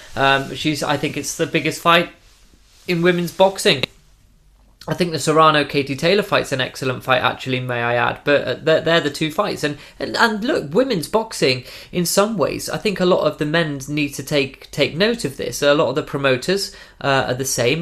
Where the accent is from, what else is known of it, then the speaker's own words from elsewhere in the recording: United Kingdom; as a British man